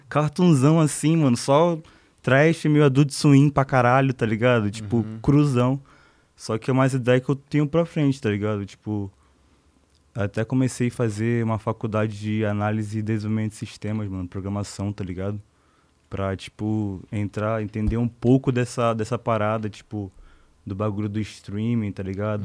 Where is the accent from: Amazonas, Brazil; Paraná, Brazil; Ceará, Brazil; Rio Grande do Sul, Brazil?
Amazonas, Brazil; Manaus; also born or lived in Salvador, Bahia / Rio de Janeiro; now in São Paulo, Brazil; Nasci em Salvador, mas eu fui criado em Manaus